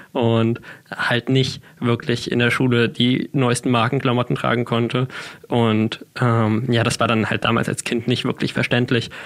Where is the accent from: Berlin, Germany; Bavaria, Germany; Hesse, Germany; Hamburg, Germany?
Hamburg, Germany; Ich bin äh, damals in Hamburg geboren, relativ schnell haben sich meine Eltern dann getrennt. Ich bin dann äh, eine Zeit lang bei meinem Vater, eine Zeit lang bei meiner Mutter aufgewachsen